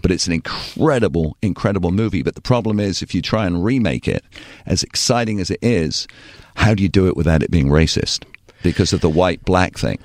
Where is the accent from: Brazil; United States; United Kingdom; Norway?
United Kingdom; Torquay, South West England; moved away; also born or lived in Bristol / Southern California; I was so blessed to grow up there